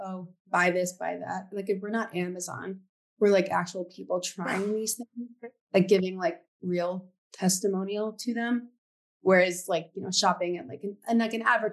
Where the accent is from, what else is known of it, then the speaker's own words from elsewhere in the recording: New York City, New York, United States; I grew up in New York City